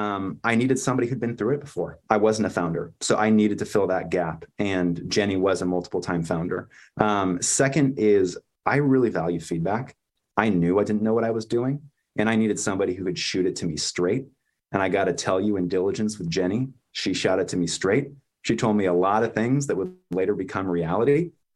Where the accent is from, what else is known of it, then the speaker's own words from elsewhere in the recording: Bay Area, California, United States; I grew up in the Bay Area